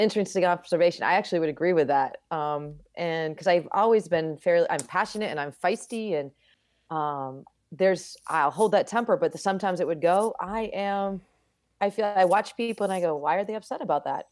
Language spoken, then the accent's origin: English; Vermont, United States; moved away as an adult; I grew up in Vermont.